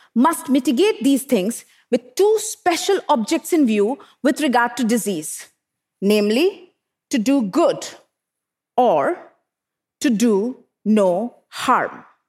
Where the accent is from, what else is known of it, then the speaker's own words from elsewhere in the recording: Bokaro Steel City, Jharkhand, India; I grew up in Bokaro Steel City in eastern India, an industrial township surrounded by power plants, and steel smelters.